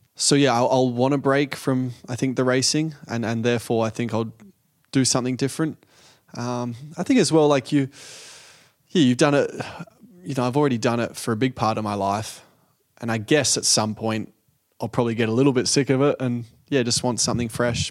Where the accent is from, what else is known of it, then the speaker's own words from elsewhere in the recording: Australia; being Australian